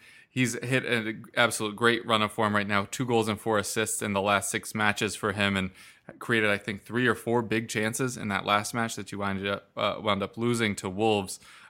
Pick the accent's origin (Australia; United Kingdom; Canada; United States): United States; I am American